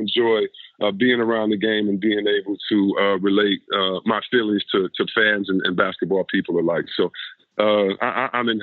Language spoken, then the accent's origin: English; Detroit, Michigan, United States; I'm from a small market, or I'm from Detroit